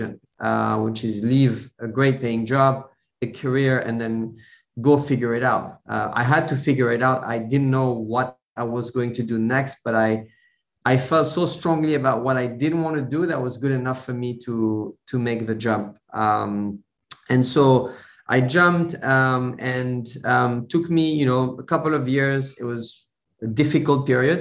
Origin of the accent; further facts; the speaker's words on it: Switzerland; moved away as an adult; now in London, United Kingdom; I was born in Switzerland. I grew up in Switzerland in a small, very small village surrounded by cows and mountains